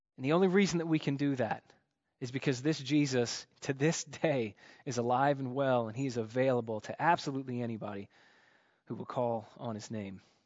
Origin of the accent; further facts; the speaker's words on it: United States; growing up in America